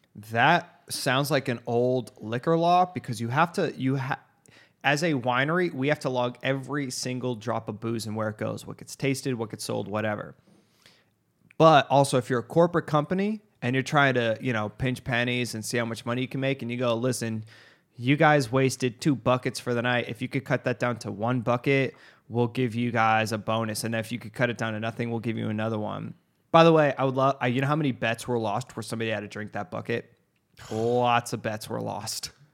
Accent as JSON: {"language": "English", "country": "United States", "said": "being an American"}